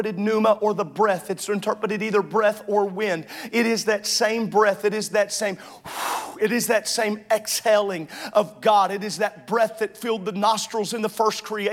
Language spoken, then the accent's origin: English; the South, Southern United States, United States; I grew up in Southern